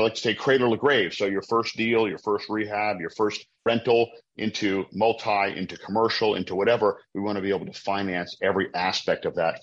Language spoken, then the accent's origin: English; Providence, Rhode Island, United States; now in Baltimore, United States; I'm originally from Providence, Rhode Island, up in the Northeast in New England